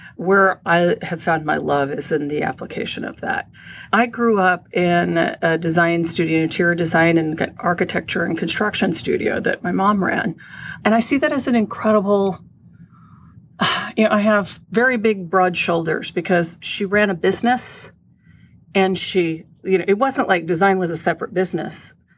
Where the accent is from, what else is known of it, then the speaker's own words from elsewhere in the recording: San Antonio, Texas, United States; growing up in San Antonio, Texas